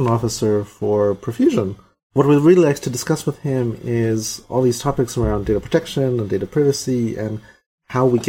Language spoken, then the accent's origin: English; Mexico City, Mexico; now in Vancouver Island, Canada; I grew up with earthquakes in Mexico City